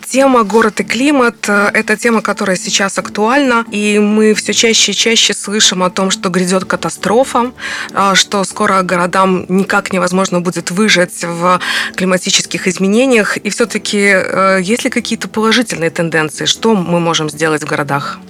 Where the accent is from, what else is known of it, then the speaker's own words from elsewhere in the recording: Belarus; мы как белорусы